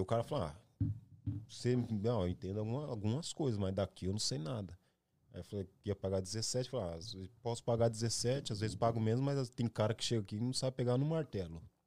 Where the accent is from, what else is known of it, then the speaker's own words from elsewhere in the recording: Ferraz de Vasconcelos, São Paulo, Brazil; moved away as an adult; now in United States; Mas de onde eu vim, sempre vou saber. Vim de Ferraz de Vasconcelos